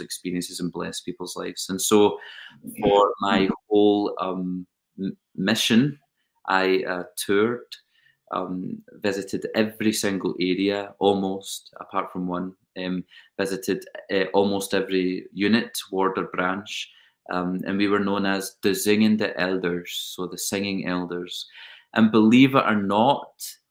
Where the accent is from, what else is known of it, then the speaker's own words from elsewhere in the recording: Scotland, United Kingdom; accent: British; also born or lived in United States; I am Scottish, but I feel very, very, very, very Dutch